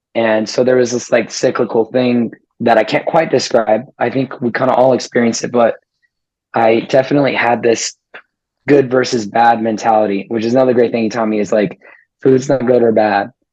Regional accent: Las Vegas, Nevada, United States; born and raised in Las Vegas

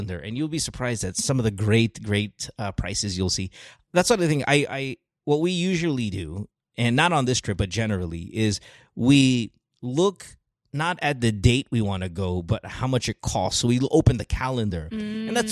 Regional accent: Philippines; now in United States; I grew up in the Philippines

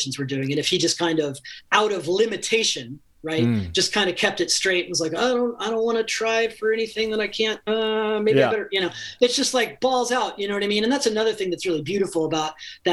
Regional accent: rural Ohio, United States; moved away as an adult; now in Los Angeles, United States; my hometown in, you know, rural Ohio, which, you know, had 8,000 people in it.

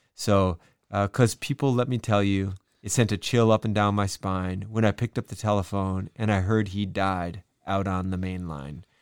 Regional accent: Madison, Wisconsin, United States; my hometown, Madison, Wisconsin

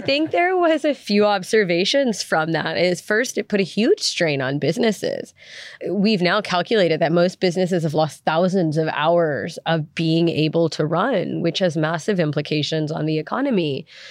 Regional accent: United States; moved away as an adult; also born or lived in South Africa; I'm American, but I spent seven years living in South Africa

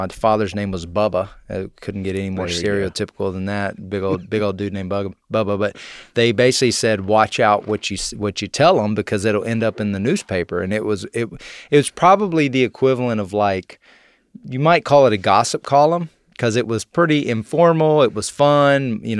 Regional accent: College Station, Texas, United States; I am from Texas. I grew up in a place called Bryan College Station. Nobody knows what Bryan is, so we just say College Station.

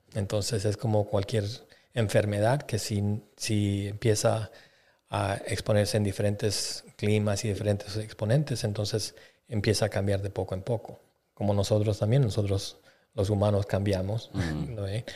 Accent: Bolivia; moved away; yo soy de Bolivia

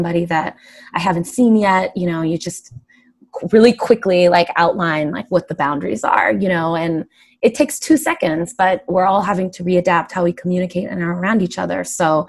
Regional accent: San Diego, California, United States; now in New York City, United States; I'm from San Diego

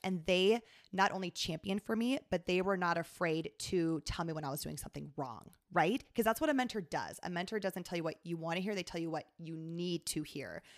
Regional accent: Sioux Falls, South Dakota, United States; moved away as an adult; also born or lived in Atlanta; I was from Sioux Falls.

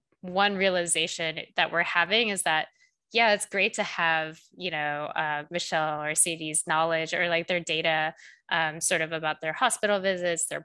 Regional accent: South Korea; moved away; I'm actually originally from South Korea

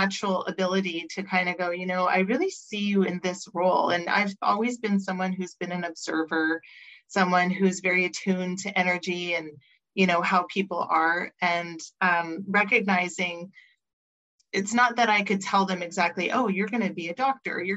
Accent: Montreal, Quebec, Canada; moved away as an adult; now in Vancouver, Canada; I grew up in Montreal, moved across the country to Vancouver

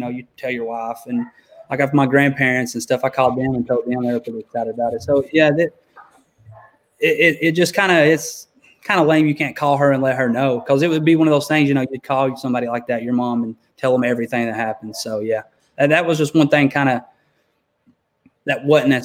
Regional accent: Knoxville, Tennessee, United States; I'm from Knoxville, Tennessee here

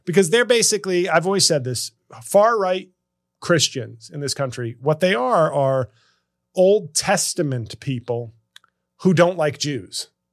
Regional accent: New York City, New York, United States; my hometown of New York City

